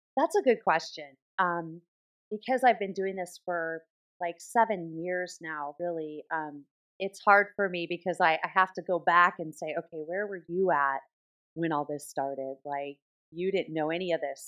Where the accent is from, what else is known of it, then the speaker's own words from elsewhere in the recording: Southern California, United States; I grew up in Southern California, so I was kind of immersed in that kind of Hollywood type atmosphere